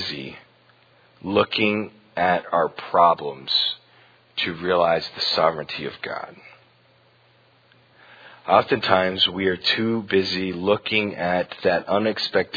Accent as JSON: {"language": "English", "town": "Huntsville", "region": "Alabama", "country": "United States", "tie": "born or raised there", "moved": "yes", "said": "growing up in Huntsville in Alabama, it seemed like every other week there was a tornado siren"}